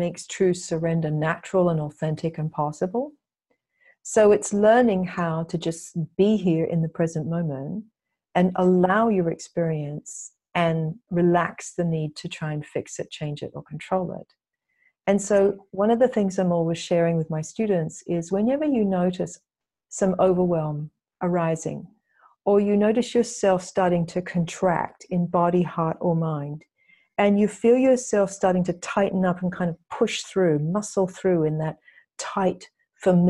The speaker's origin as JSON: {"language": "English", "country": "Australia", "tie": "born or raised there", "also_born_or_lived": "England", "moved": "yes", "lives_now": "United States", "said": "I grew up in Australia"}